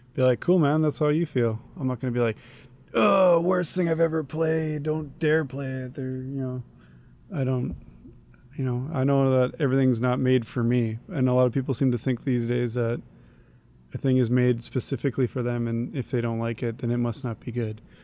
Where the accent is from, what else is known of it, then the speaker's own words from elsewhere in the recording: Canada; I'm a Canadian